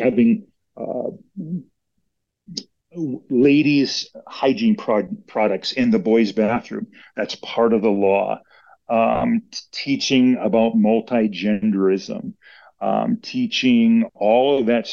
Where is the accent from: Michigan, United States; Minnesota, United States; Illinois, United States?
Minnesota, United States; My wife and I are originally from Minnesota. So we grew up in Minnesota